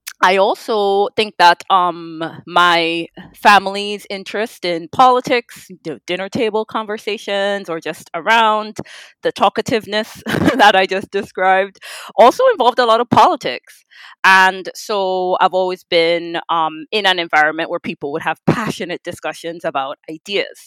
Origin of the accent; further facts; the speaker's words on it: Trinidad & Tobago; the gift of being Trinidadian